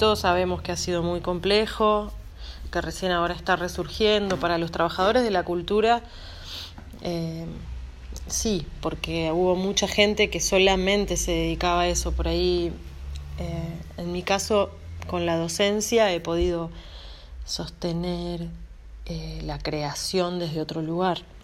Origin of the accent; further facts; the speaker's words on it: Pergamino, Buenos Aires Province, Argentina; also born or lived in Córdoba, Argentina; now in Buenos Aires, Argentina; nací en Córdoba, me crié en Pergamino y vivo en Buenos Aires